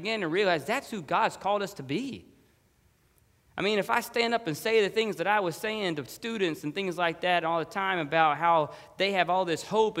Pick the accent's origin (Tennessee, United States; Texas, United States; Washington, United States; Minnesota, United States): Texas, United States; Dallas; moved away as an adult; now in Florida, United States; where I grew up and lived in Dallas, Texas